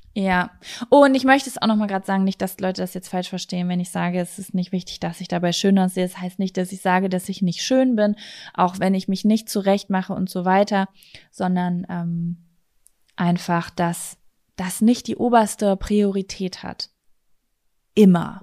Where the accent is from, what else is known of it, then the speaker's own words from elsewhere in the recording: North Rhine-Westphalia, Germany; Bei uns in Ostwestfalen